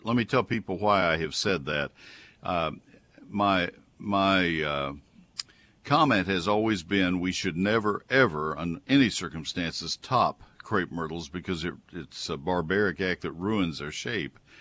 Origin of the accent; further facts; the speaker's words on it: College Station, Texas, United States; also born or lived in Ohio / Colorado; I grew up in College Station, Texas